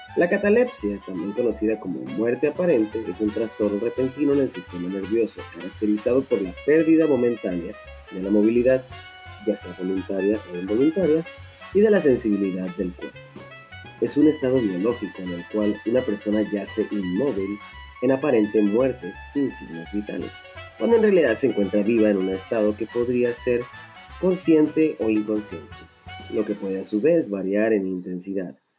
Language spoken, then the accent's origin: Spanish; Mexico; somos finos, finos mexicanos unos güeros, unos más morenos, pero a fin de cuentas bien mexicanos